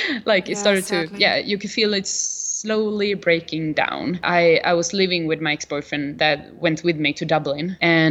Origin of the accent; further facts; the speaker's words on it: Gothenburg, Västra Götaland, Sweden; moved away as an adult; also born or lived in Malmö; to move to Gothenburg, to my hometown